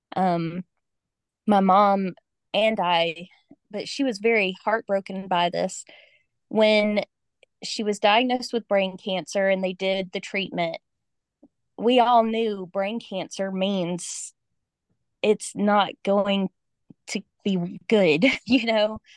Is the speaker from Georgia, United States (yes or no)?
yes; Georgia, United States; moved away as an adult; I grew up in Georgia, and my family is still in Georgia